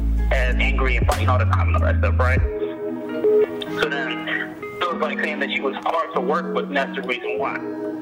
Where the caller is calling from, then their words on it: Nashville, Tennessee, United States; I'm a DJ calling from Nashville.